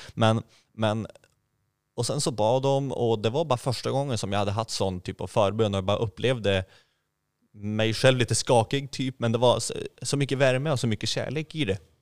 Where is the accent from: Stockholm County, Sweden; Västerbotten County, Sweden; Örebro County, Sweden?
Västerbotten County, Sweden; Skellefteå; moved away as an adult; also born or lived in Egypt / Gothenburg; now in Hönö, Sweden; Jag kom från Skellefteå ursprungligen